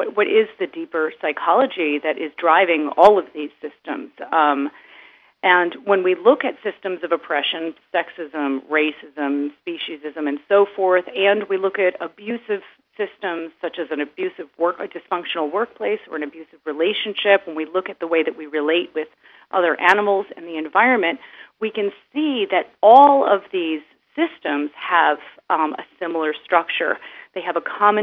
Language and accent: English; United States; now in Berlin, Germany; I'm originally American